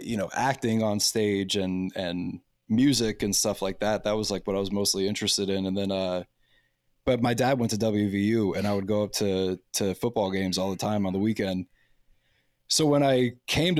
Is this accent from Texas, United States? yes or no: no; Ashton, Maryland, United States; moved away; I'm from Maryland